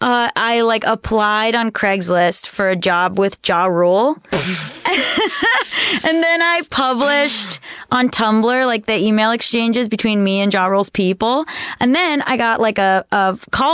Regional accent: Hollywood, Florida, United States; I'm from Hollywood Beach, Florida. Hollywood, Florida. My parents are in Cooper City, Florida.

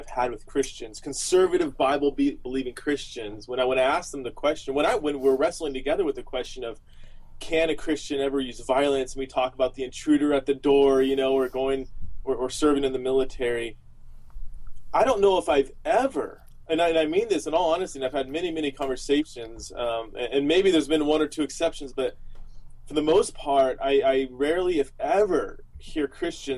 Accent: Southern California, United States; I was born and raised in Southern California

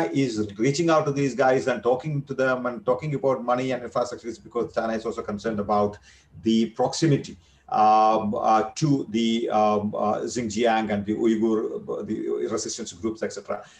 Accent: India; as an Indian security analyst

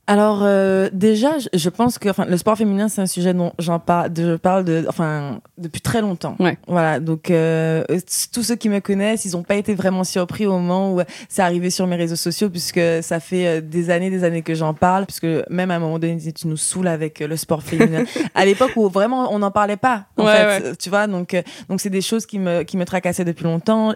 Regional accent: Guadeloupe; moved away; j'ai grandi dans, en Guadeloupe

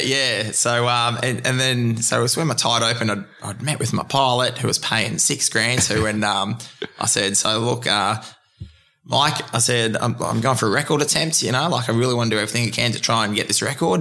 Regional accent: Queensland, Australia; being a Queenslander

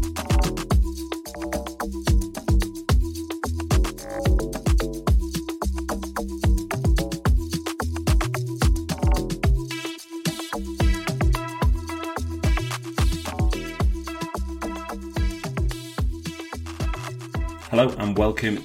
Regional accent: Birkenhead, North West England, United Kingdom; I was born in Birkenhead on the Wirral and lived there with my mum and dad and my six sisters for most of my childhood

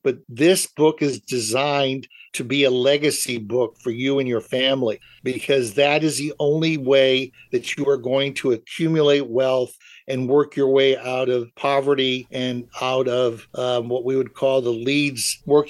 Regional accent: Germany; now in United States; because I'm originally from Germany.

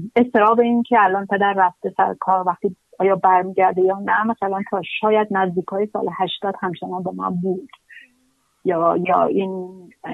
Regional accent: Kermanshah, Kermanshah Province, Iran; also born or lived in Qom / Tehran; ما دو بار از کرمانشاه آمدیم بیرون

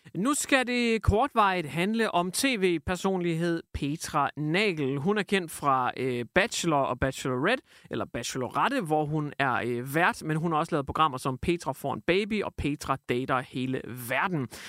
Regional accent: Hjørring, North Denmark Region, Denmark; Jeg har levet med det i lang tid i Jøring, hvor jeg kommer fra. Nordegnen

